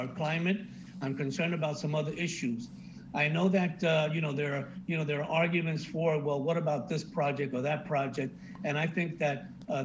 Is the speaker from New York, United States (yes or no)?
yes; New York City, New York, United States; now in Miami, United States; I grew up riding subways in New York City to work and to school.